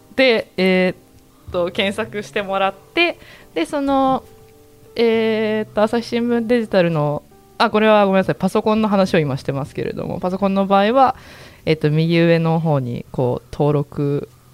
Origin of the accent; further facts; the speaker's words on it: Yamanashi, Japan; moved away as an adult; now in Osaka, Japan; 私は出身が山梨で関東なので